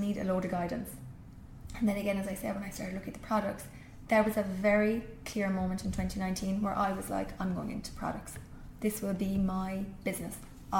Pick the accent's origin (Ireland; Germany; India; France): Ireland; Rathmore, Munster; moved away as an adult; I grew up in Kerry